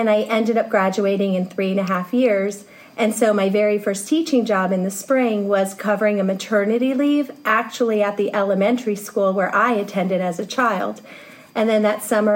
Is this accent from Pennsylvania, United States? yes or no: yes; Pennsylvania, United States; I grew up in Pennsylvania